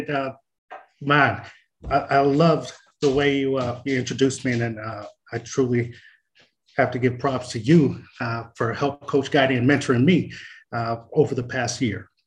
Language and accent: English; Marshall, Texas, United States; born there; I was born in Marshall, Texas. My old man um, was in the Marine Corps. Uh, my mother uh, is from the Philippines. So uh, when they met in the Philippines uh, made me. And so I was born uh, at Marshall.